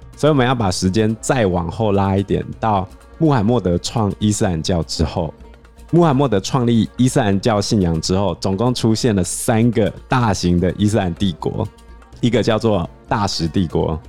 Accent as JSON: {"language": "Chinese", "country": "Taiwan", "said": "我们台湾人"}